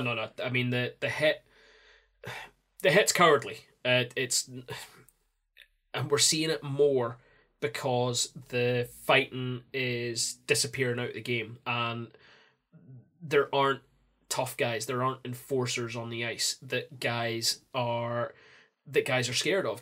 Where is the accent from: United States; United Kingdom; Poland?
United Kingdom; Scotland; I'm Scottish